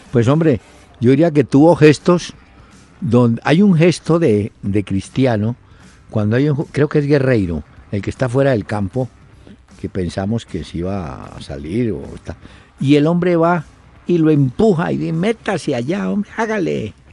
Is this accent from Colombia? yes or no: yes; Colombia; Luego dicen que los desafectados somos los colombianos.